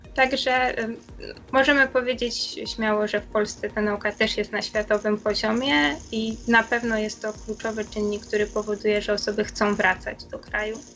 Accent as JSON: {"language": "Polish", "country": "Poland", "moved": "as an adult", "lives_now": "Virginia, United States", "said": "wszyscy jesteśmy z Polski"}